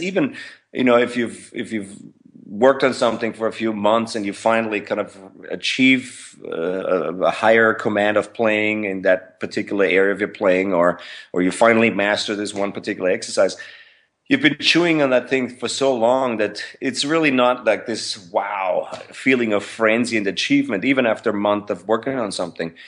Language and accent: English; Vienna, Austria; moved away as an adult; I was born in Vienna, Austria. And, uh, grew up in Vienna, Austria